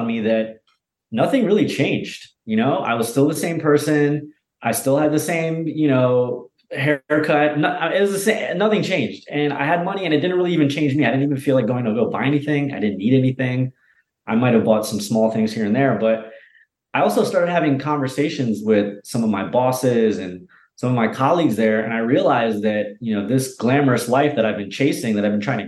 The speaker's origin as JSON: {"language": "English", "region": "Delaware", "country": "United States", "tie": "born or raised there", "also_born_or_lived": "New York City / Venice, Los Angeles / Bali", "moved": "as an adult", "said": "I grew up in Delaware, a couple hours south of New York City"}